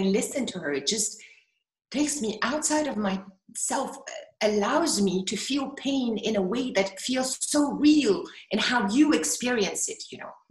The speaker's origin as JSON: {"language": "English", "country": "Ghana", "tie": "born or raised there", "said": "in Ghana actually growing up was that in so many Ghanaian families"}